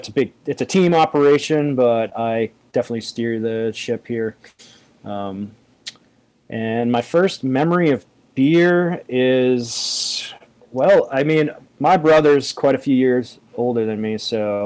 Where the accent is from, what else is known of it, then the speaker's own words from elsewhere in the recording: New England, United States; I'm from New England